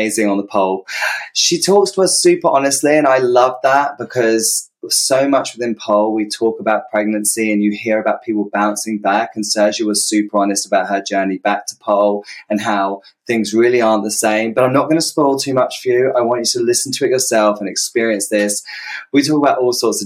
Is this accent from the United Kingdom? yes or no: yes; United Kingdom; accent: British; I say it in a British accent